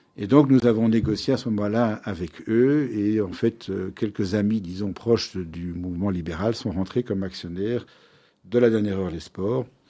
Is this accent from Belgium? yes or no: yes; Brussels, Brussels-Capital Region, Belgium; je suis né à Bruxelles